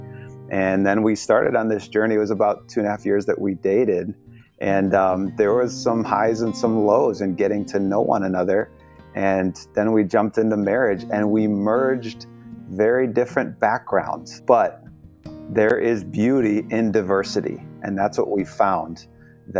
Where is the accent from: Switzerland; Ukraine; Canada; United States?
United States; Chicago, Illinois; now in Washington, D.C., United States; We're in Washington, D.C., and originally from Chicago